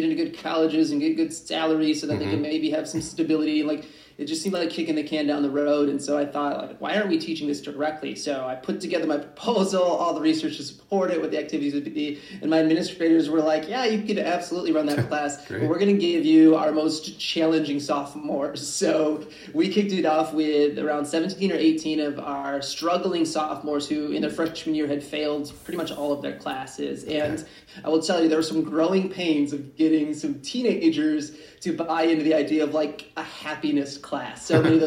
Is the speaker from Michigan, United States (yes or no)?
yes; Michigan, United States; my home state of Michigan